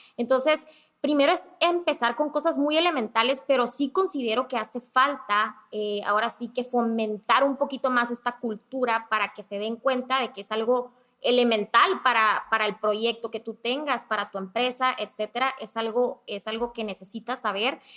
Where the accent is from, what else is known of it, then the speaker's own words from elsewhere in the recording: Mexicali, Baja California, Mexico; now in Tijuana, Mexico; soy de Mexicali